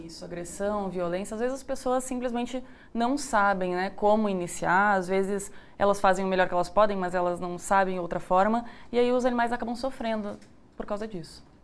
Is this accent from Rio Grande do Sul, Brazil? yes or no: yes; Rio Grande do Sul, Brazil; now in Goiás, Brazil; Eu sou do Rio Grande do Sul